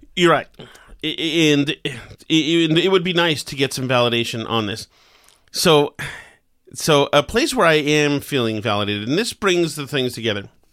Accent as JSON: {"language": "English", "town": "Winchester", "region": "Massachusetts", "country": "United States", "said": "I'm from Winchester. We had the Winchester Sachems"}